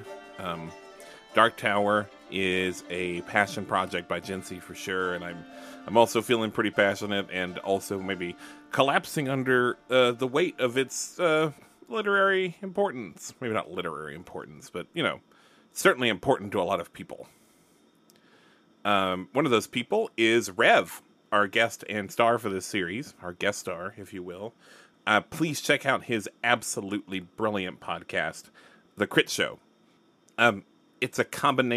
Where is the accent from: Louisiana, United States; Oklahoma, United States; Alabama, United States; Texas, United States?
Alabama, United States; I'm from Alabama